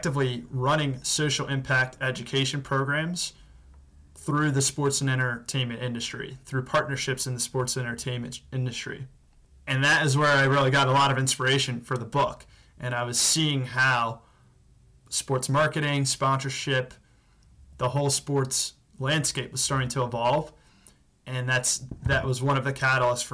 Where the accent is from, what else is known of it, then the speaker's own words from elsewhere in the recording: Washington, District of Columbia, United States; based back in my hometown of Washington, D.C.